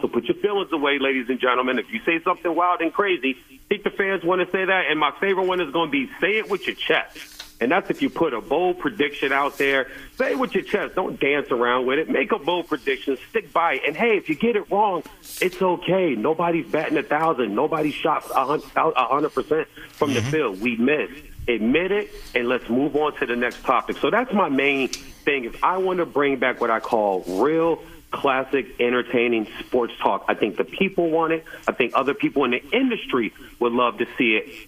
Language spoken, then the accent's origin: English; Woodbridge, Virginia, United States; moved away; I originally grew up in the DMV area